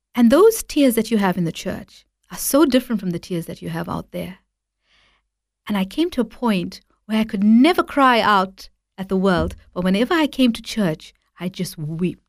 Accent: Durban, KwaZulu-Natal, South Africa; I was born and raised in South Africa

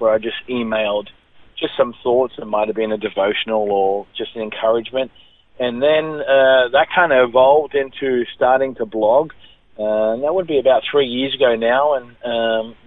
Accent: Liverpool, New South Wales, Australia; I was born in Liverpool, southwest of Sydney, in a place called West Hoxton

